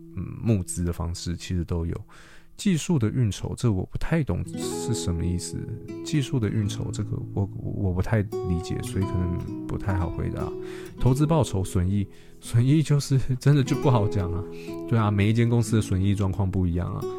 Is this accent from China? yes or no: no; Taiwan; 我们台湾人